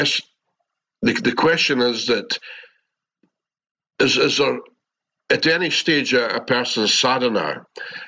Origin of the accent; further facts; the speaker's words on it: Scotland, United Kingdom; accent: Scottish; my Scottish accent